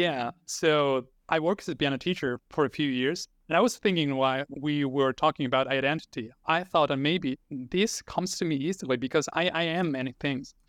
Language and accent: English; Argentina; first language Spanish; English is a second language; I'm a native Spanish speaker, so I was born and raised in Argentina, so Spanish is my first language